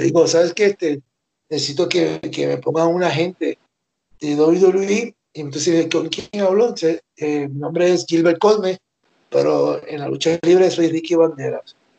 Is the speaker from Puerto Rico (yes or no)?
yes; Puerto Rico; now in Mexico; Y Boricua, porque soy Boricua.